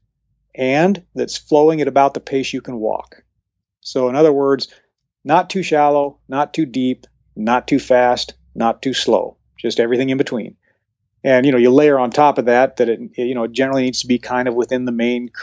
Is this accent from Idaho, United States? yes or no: yes; Henry's Fork, Idaho, United States; when I grew up on the Henry's Fork